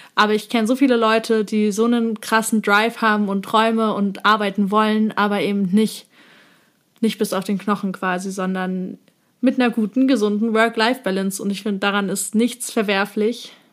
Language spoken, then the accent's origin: German; eastern Germany, Germany; Wir kommen tatsächlich beide äh, aus einem DDR-Haushalt, also wir sind beide quasi im Osten aufgewachsen